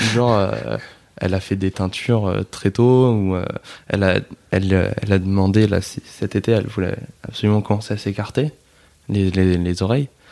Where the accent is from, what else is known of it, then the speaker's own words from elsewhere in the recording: Nord, Hauts-de-France, France; On est du Nord